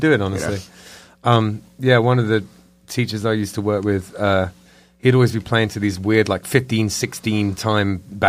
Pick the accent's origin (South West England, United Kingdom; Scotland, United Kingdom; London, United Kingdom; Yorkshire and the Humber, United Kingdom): London, United Kingdom; moved away; I was born in London.